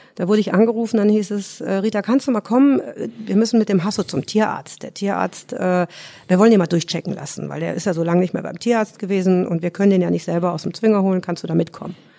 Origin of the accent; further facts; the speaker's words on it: between Cologne and Düsseldorf, North Rhine-Westphalia, Germany; moved away as an adult; now in Munich, Germany; ich komme aus Nordrhein-Westfalen